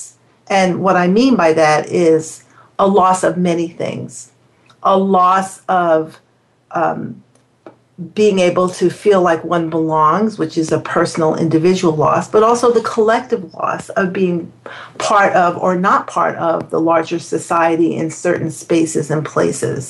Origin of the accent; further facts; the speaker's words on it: New York City, New York, United States; living and growing up in New York City